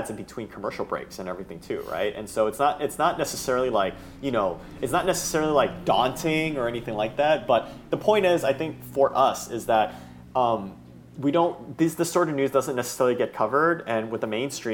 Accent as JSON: {"language": "English", "area": "Bay Area", "region": "California", "country": "United States", "tie": "born or raised there", "said": "I grew up in the Bay Area"}